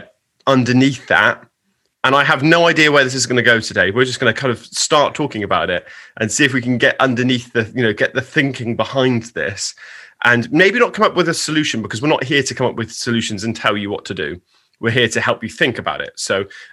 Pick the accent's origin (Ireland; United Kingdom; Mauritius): United Kingdom